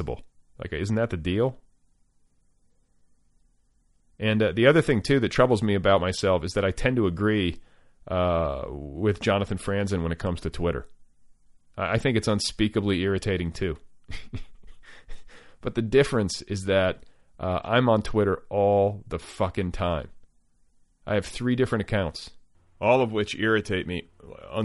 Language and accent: English; Midwest, United States; growing up in the Midwest